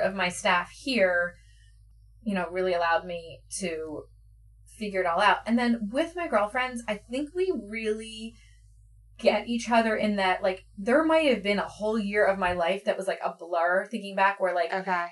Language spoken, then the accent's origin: English; Philadelphia area, Pennsylvania, United States; also born or lived in New York; I grew up here